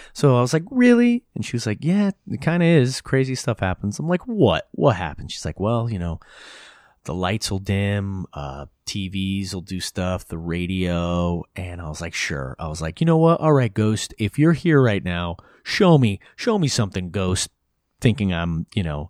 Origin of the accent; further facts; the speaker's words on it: Hudson Valley, New York, United States; I grew up in the Hudson Valley.